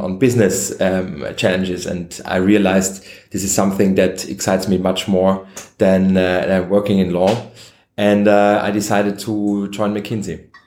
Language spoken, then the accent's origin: English; Vienna, Austria; I'm native Austrian. I was born and raised in Vienna